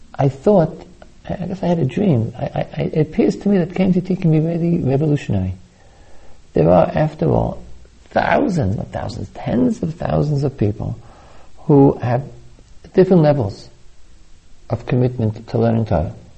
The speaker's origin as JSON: {"language": "English", "region": "New York", "country": "United States", "tie": "born or raised there", "said": "I was brought up in New York, the Long Island Expressway"}